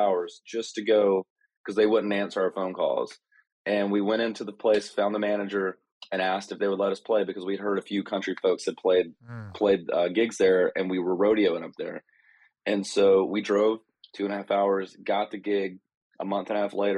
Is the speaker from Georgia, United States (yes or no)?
yes; North Georgia, United States; I grew up in North Georgia